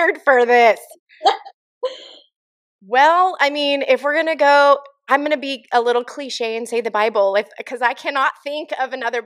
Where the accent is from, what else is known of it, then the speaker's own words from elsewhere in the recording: San Diego, California, United States; moved away as an adult; also born or lived in Arizona; now in Central Oregon, United States; Born and raised San Diego